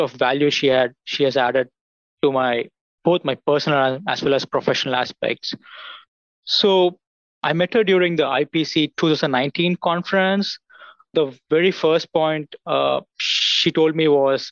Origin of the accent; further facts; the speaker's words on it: India; moved away as an adult; also born or lived in United States; now in Auburn, United States; I'm from India. I came to US in 2016 to pursue my graduate degree.